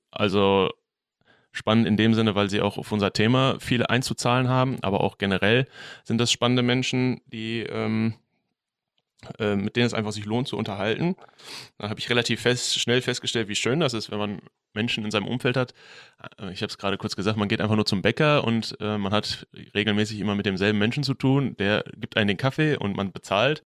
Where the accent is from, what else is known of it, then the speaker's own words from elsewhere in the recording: Bochum, North Rhine-Westphalia, Germany; ich bin in Quernburg groß geworden